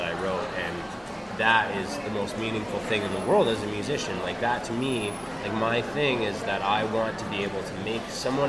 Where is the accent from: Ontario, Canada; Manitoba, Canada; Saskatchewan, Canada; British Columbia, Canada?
Manitoba, Canada; Winnipeg; I came from Fort Garry.